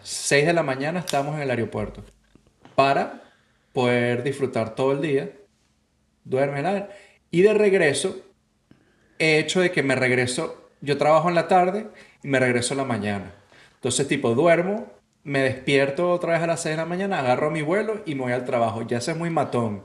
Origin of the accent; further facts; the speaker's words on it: Venezuela; moved away; Yo cuando vivía en Venezuela